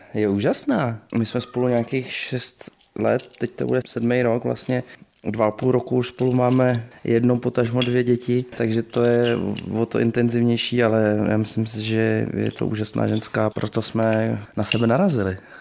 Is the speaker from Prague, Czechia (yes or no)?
yes; Prague, Czechia; jsem Pražák